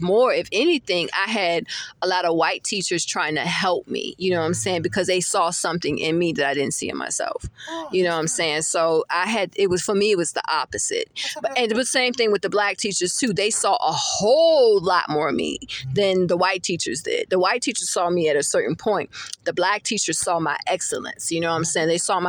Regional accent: Virginia, United States; also born or lived in California / Maryland / Florida; I'm originally from Virginia, so I've always been around multicultural, you know, people.

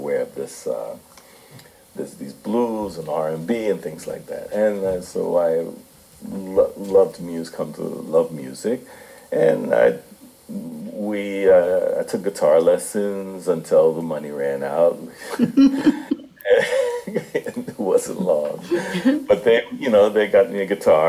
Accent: Newark, New Jersey, United States; I grew up in Newark, New Jersey

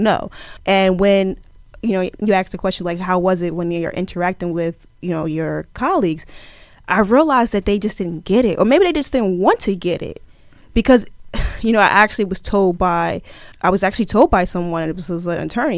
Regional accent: Plainfield, New Jersey, United States; also born or lived in Camden, New Jersey; I am originally from Plainfield, New Jersey

